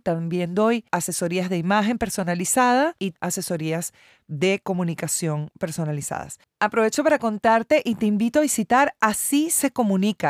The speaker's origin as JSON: {"language": "Spanish", "country": "Venezuela", "moved": "as an adult", "lives_now": "Argentina", "said": "Soy venezolana, hija de cubano"}